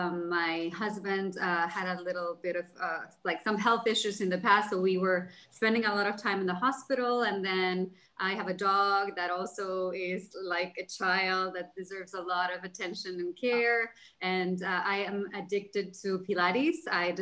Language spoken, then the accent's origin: English; Cancun, Quintana Roo, Mexico; also born or lived in Jersey City; now in Los Angeles, United States; So hi guys … I am from Cancun, Mexico, but I've lived all over the world and I'm currently living in Los Angeles. I used to live in Jersey City.